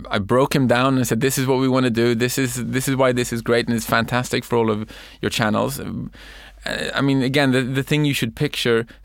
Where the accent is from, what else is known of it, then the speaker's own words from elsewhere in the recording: Sweden; English is a second language; we're from Sweden, we want to do music for you guys.